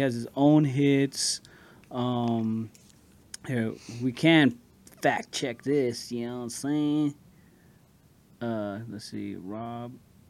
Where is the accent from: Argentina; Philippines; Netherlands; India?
Philippines; we're Filipino